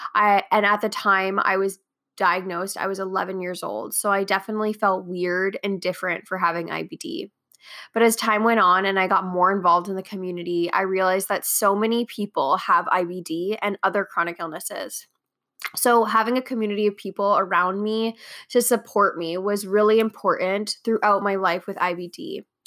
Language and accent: English; Canada; I am a Canadian entrepreneur, blogger, architectural designer, and Crohn's warrior